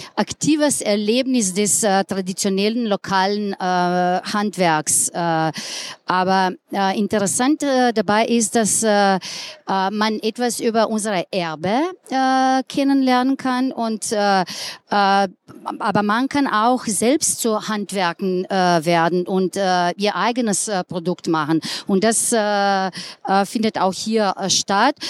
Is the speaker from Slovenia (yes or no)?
yes; Ljubljana, Slovenia; German is a second language; Ich komme aus Ljubljana, bin dort geboren, äh, ganzes Leben dort gelebt